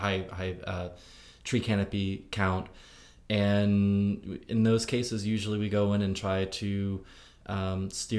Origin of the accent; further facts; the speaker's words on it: Indiana, United States; now in Nashville, United States; I come from the country, I'm from Indiana